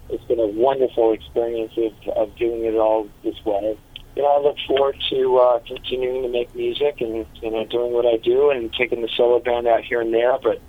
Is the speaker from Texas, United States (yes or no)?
no; Las Vegas, Nevada, United States; We came from Las Vegas. We were a different type of animal on that side.